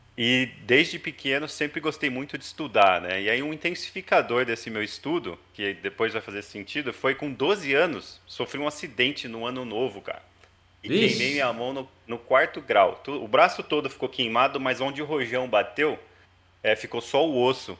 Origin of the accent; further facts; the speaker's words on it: Hortolândia, São Paulo, Brazil; also born or lived in Campinas; nasci em Campinas, cresci em Hortolândia, interior de São Paulo